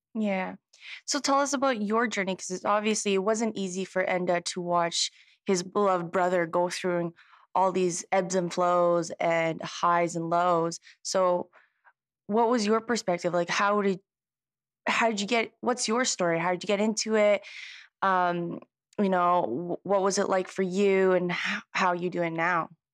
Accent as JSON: {"language": "English", "country": "Canada", "moved": "yes", "said": "I'm from Canada"}